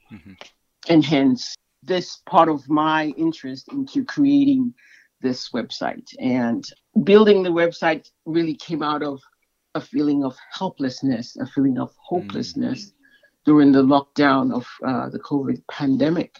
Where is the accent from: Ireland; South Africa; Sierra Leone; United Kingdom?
Sierra Leone; moved away; I'm originally from Sierra Leone in West Africa